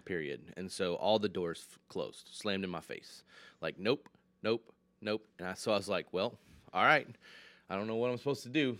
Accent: Michigan, United States; now in Lynchburg, United States; I'm originally from Michigan

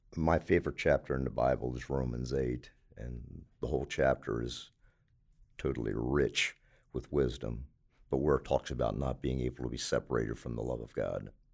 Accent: Baltimore, Maryland, United States; moved away as an adult; now in Anderson, United States; I was born in Baltimore, Maryland

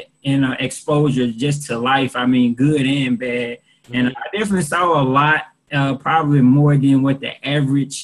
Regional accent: Jackson, Mississippi, United States; also born or lived in Fayetteville, North Carolina; I'm from Jackson, Mississippi. Went to Lanier High School, 833 West Maple Street

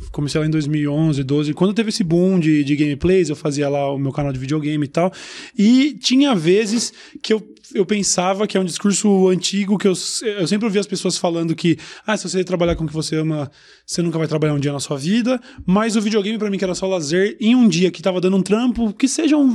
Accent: Uberlândia, Minas Gerais, Brazil; moved away as an adult; now in São Paulo, Brazil; Sou de Uberlândia.

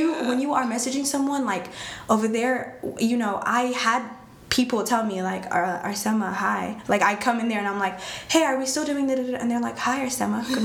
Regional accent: Eritrea; now in Texas, United States; I was born in Eritrea. It's in East Africa.

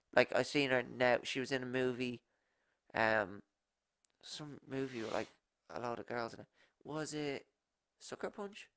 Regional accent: Ireland; I'm Irish

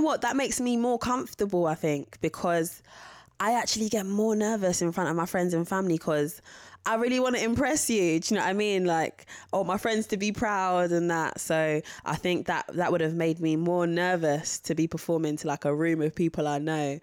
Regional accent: London, United Kingdom; it's about where I'm from. It's about Catford.

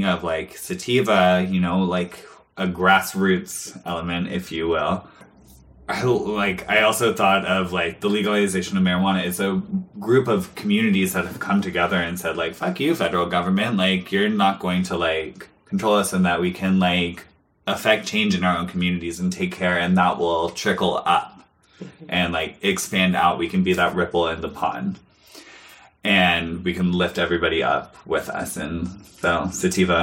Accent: Portland, Oregon, United States; growing up in Portland and being a part, like, being on the West Coast

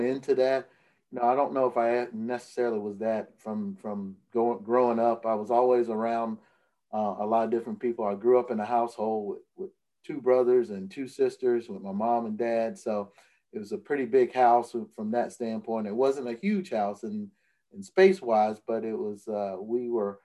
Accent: Atmore, Alabama, United States; also born or lived in Tuscaloosa, Alabama; I started writing for my hometown paper, writing sports my senior year of high school

